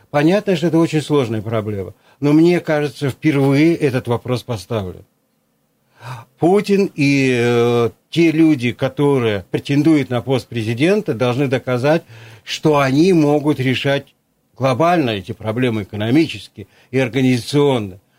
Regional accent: Krasnoyarsk Krai, Russia; поскольку сам Канский, вот я

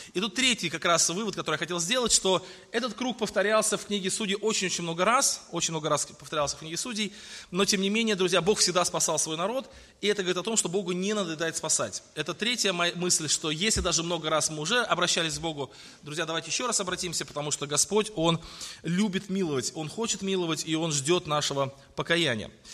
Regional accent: Tolyatti, Samara Oblast, Russia; я родился э, вот в Тольятти в 1977

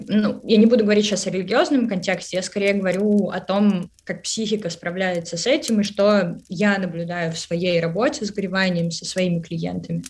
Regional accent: Russia; moved away as an adult; now in Israel; я выросла и родилась э, в России, до 25 лет я жила в России

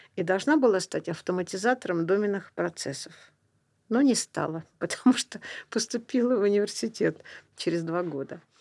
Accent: Saint Petersburg, Russia; Я родилась в Ленинграде

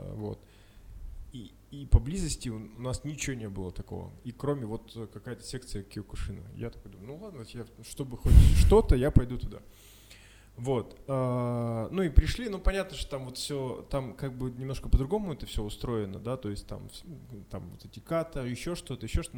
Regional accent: Yekaterinburg, Sverdlovsk Oblast, Russia; мы из Екатеринбурга

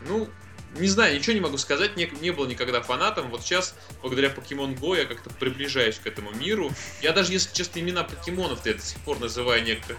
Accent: Tambov, Tambov Oblast, Russia; now in Saint Petersburg, Russia; гостил недавно у себя в родном городе Тамбове

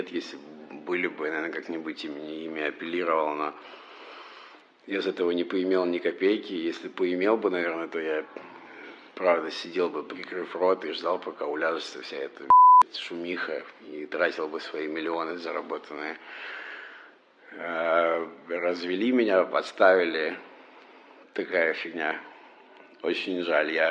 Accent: Moscow, Russia; мы москвичи

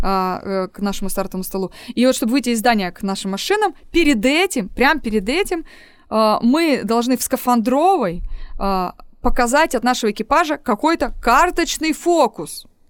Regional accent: Novosibirsk, Novosibirsk Oblast, Russia; moved away as an adult; also born or lived in Altai; Я коренная новосибирка. Я там родилась, выучилась, выросла

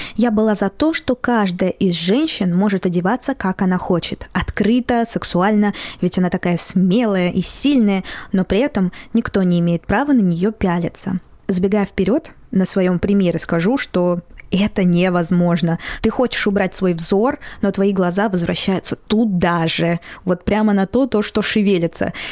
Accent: Moscow, Russia; я родилась и выросла в Москве

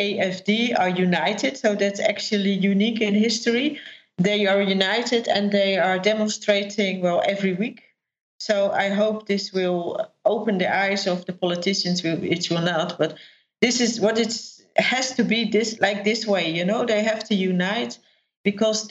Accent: Netherlands; I'm from the Netherlands

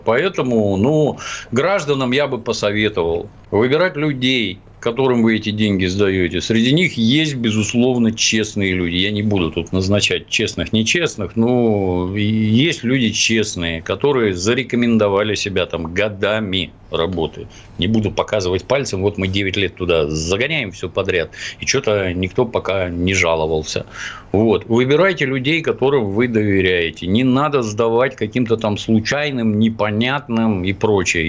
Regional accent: Ukraine; now in Russia; Я, кстати, вообще на Украине родился

